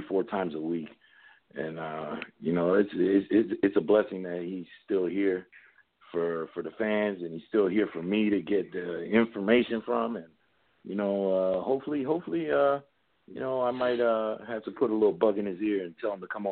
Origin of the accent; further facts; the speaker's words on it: New York City, New York, United States; now in Norfolk, Virginia, United States; growing up in New York City, you know, I grew up in Queens, New York